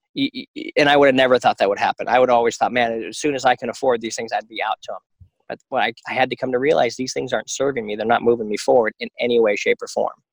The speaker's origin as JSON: {"language": "English", "country": "United States", "said": "as an American"}